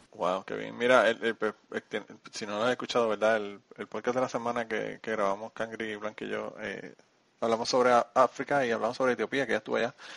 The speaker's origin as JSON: {"language": "Spanish", "country": "Puerto Rico", "moved": "yes", "lives_now": "Kentucky, United States", "said": "mi pueblo en Puerto Rico"}